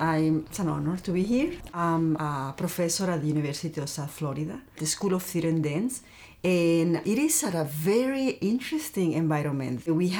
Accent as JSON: {"language": "English", "country": "Mexico", "moved": "yes", "lives_now": "Tampa, United States", "said": "I'm from Mexico, and I keep my company in Baja California in Tijuana."}